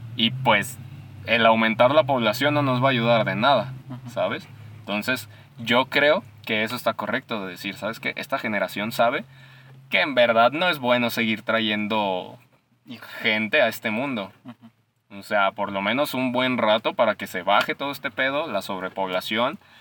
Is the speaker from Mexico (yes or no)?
yes; Mexico; Como buen mexicano